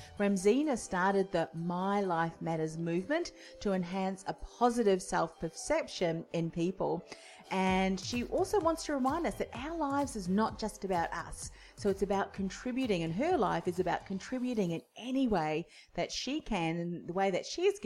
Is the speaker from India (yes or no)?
no; New Zealand; now in Australia; I'm originally from New Zealand.